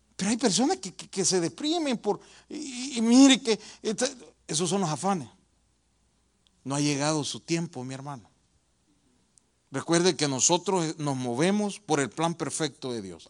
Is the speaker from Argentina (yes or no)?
no; El Salvador; moved away; Yo vengo de El Salvador